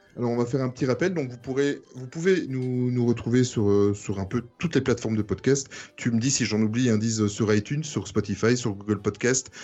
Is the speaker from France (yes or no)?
no; Belgium; je viens de Belgique